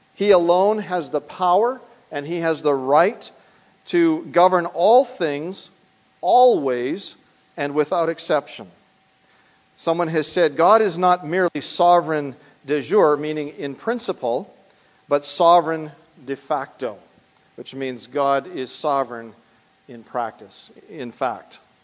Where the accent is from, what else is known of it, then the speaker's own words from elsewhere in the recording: Canada; moved away as an adult; now in United States; I travel also on a Canadian passport, and that tells me that I am from the Dominion of Canada.